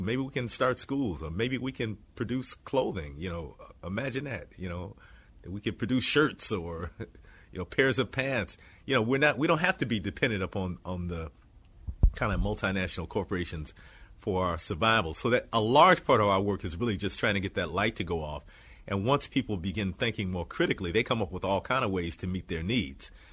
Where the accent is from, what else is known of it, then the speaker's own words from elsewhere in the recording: Detroit, Michigan, United States; growing up in Detroit in kind of this post-rebellion period